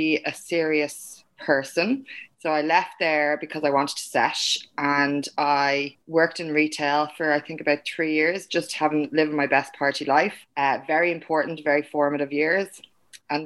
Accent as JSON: {"language": "English", "town": "Dublin", "region": "Leinster", "country": "Ireland", "tie": "born or raised there", "said": "Myself and Brendan grew up in the same area in Kingswood."}